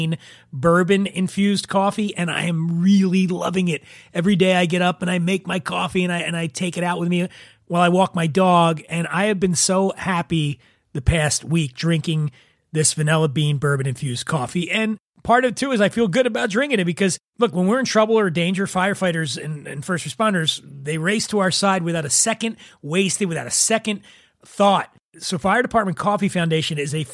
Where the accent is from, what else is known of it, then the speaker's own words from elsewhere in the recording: Philadelphia, Pennsylvania, United States; I'm from Philly, and proper pronunciation is not our forte, or as we say in Philly, fort